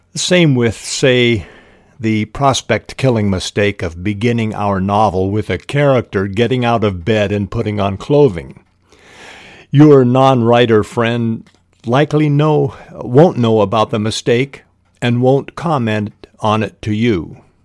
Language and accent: English; Spokane, Washington, United States; I was raised in Spokane, Washington, the Lilac City